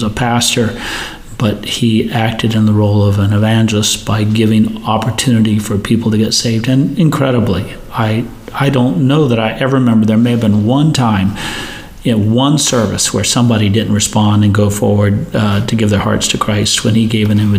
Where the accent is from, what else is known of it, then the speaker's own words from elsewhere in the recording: India; I grew up in India, as you know, uh, missionary parents.